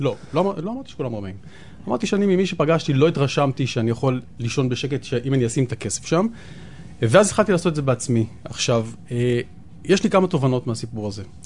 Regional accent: Tel Aviv, Tel Aviv District, Israel; אבל אני גדלתי, כשהייתי קטן, גדלתי פה די קרוב בדר יוסף

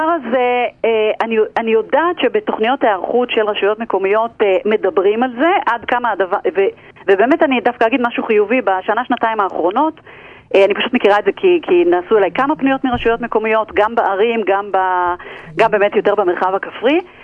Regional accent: Israel; אנחנו כישראלים

